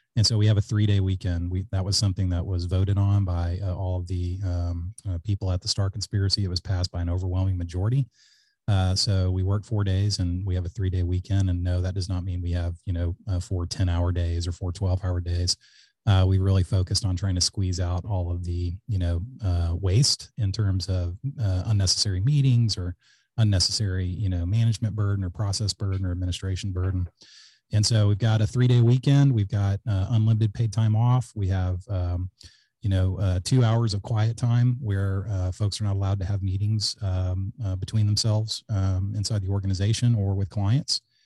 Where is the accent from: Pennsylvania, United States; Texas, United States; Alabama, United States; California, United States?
Texas, United States; Alice; also born or lived in Georgetown, Texas / Austin, Texas; I grew up in Alice, Texas, which is a small town in, uh, South Texas